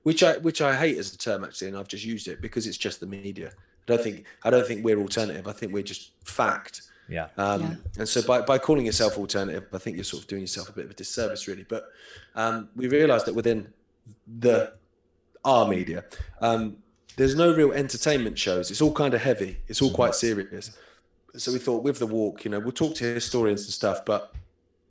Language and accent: English; England, United Kingdom; I'm English